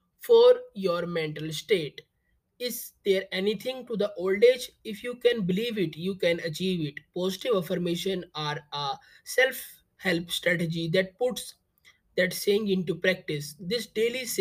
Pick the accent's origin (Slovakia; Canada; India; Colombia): India; I am from India.